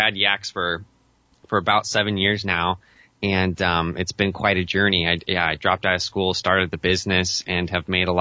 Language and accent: English; Western Oregon, United States; I've been born and raised in Western Oregon